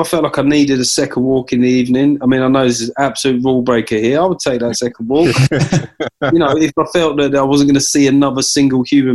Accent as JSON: {"language": "English", "region": "London", "country": "United Kingdom", "moved": "yes", "said": "because I come from South London, so fried chicken is obviously a big part of the cuisine."}